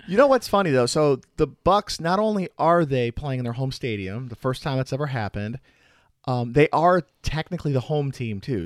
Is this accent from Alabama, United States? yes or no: no; Chicago, Illinois, United States; moved away as an adult; also born or lived in Milwaukee area; now in Milwaukee, United States; I'm from the Chicago area